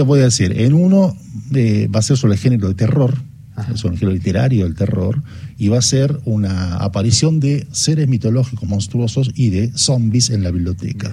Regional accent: Bahía Blanca, Buenos Aires Province, Argentina; moved away; mis pagos allá en, en, los pagos de Bahía Blanca

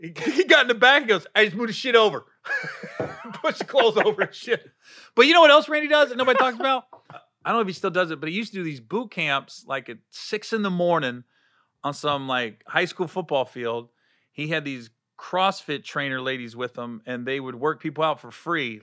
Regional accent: Cincinnati, Ohio, United States; I grew up in Cincinnati, too

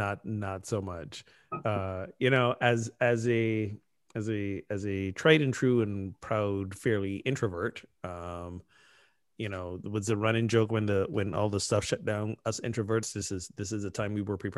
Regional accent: United States; We're so American.

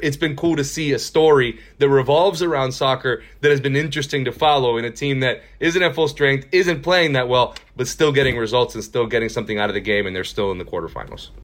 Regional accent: Miami, Florida, United States; moved away as an adult; also born or lived in Houston, Texas; now in Texas, United States; I'm from Miami, Florida, born and raised.

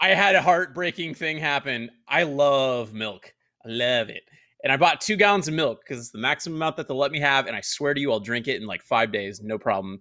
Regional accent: Oklahoma, United States; moved away; I'm from Oklahoma

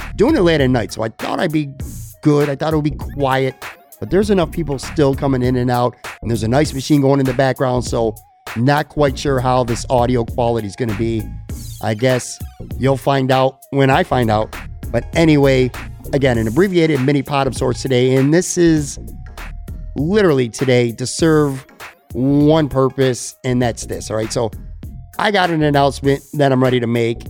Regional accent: Buffalo, New York, United States; moved away as an adult; now in Florida, United States; I miss my hometown

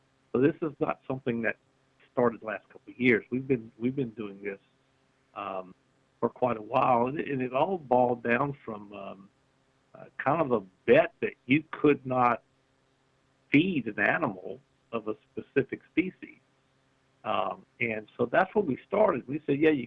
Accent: Louisiana, United States; we're from Louisiana

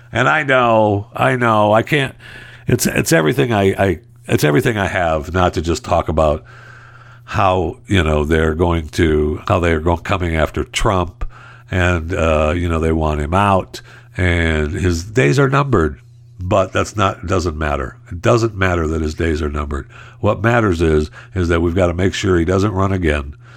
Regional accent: Michigan, United States; I was raised in Michigan

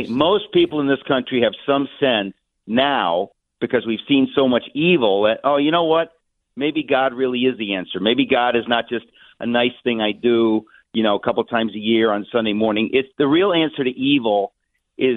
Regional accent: New York City, New York, United States; I grew up in Queens. I'm a working class kid

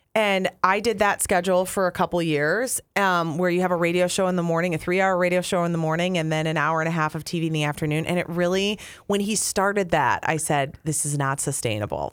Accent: Apple Valley, Minnesota, United States; moved away as an adult; also born or lived in Wisconsin / Duluth / Green Bay; we're both from Apple Valley.

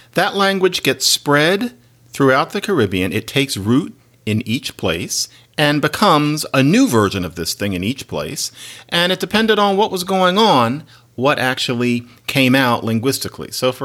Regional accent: Philadelphia, Pennsylvania, United States; first language English; I was raised in Philadelphia speaking boring old English.

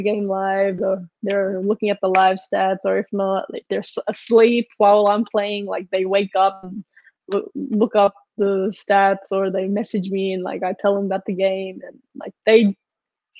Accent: Australia; moved away as an adult; now in United States

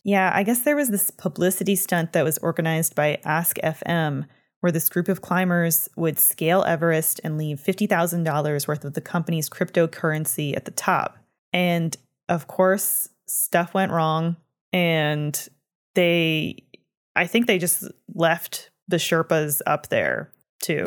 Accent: Canada; I'm from Canada

